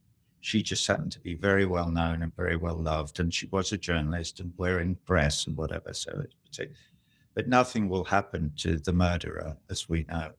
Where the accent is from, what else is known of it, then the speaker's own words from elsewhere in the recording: Cambridge, East of England, United Kingdom; I didn't go to Cambridge University, but I'm a townie. I was brought up in Cambridge. So I feel a certain kind of, you know, affinity for the town.